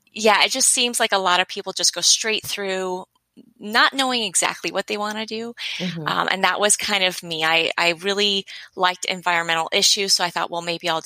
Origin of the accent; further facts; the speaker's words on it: Los Angeles, California, United States; I am from